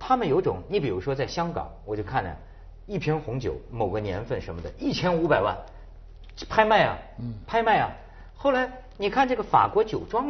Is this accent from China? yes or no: yes; Shijiazhuang, Hebei, China; moved away; 我最近回石家庄， 我发现我们河北也有新的自豪啊。